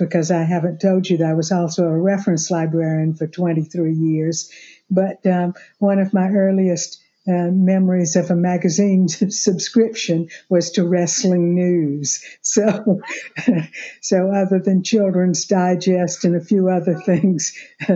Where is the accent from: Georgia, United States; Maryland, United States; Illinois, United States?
Georgia, United States; Macon; moved away as an adult; now in Atlanta, United States; I'm originally from Macon, Georgia, which, as you know, is about 100 miles south of here